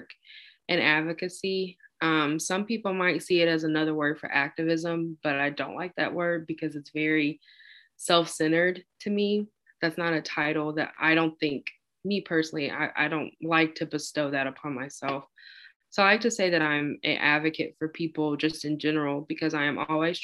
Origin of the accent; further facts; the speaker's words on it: Tupelo, Mississippi, United States; moved away as an adult; also born or lived in Oxford, Mississippi; now in Birmingham, United States; I was born and raised in Tupelo, Mississippi